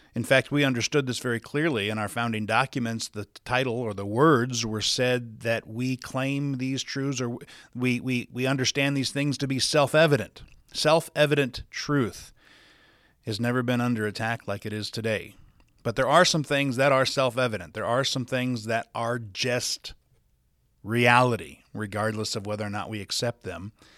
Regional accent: Sioux Falls, South Dakota, United States; now in Salt Lake City, United States; I was born and raised in Sioux Falls, South Dakota

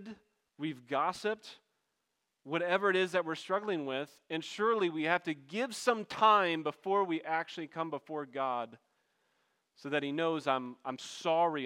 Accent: backwoods Maryland, United States; I'm from Backwoods, Maryland

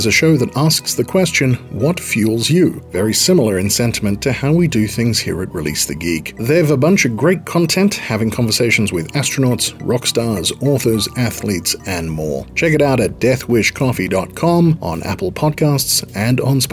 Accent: Australia; I grew up in Australia

